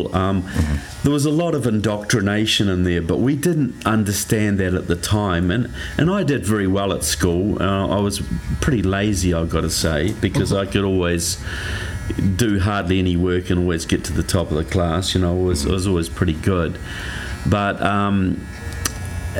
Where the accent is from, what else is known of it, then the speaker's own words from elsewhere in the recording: New Zealand; I grew up in New Zealand, which is right in the bottom of the South Pacific.